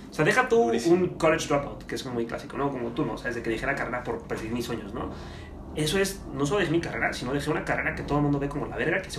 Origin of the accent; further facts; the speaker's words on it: Mexico; tenemos como mexicanos esta mentalidad de, de chingarme al otro.